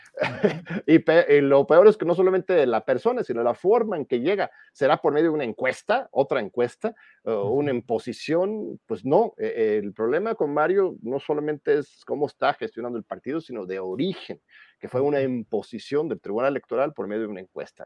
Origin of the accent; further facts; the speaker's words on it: Mexico; como pueblo mexicano